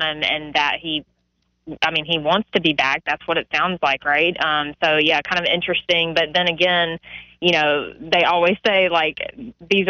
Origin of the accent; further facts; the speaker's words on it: the South, United States; we're from the South